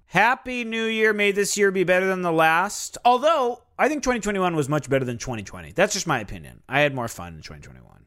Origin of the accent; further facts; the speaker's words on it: Minnesota, United States; I'm from Minnesota